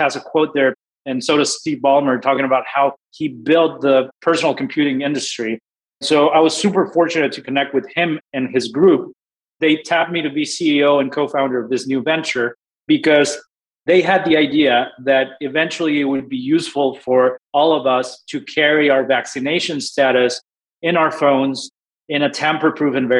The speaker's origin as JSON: {"language": "English", "region": "Mexico City", "country": "Mexico", "also_born_or_lived": "Houston, Texas", "moved": "yes", "lives_now": "Austin, United States", "said": "I'm originally from Mexico City, but I've been in the States"}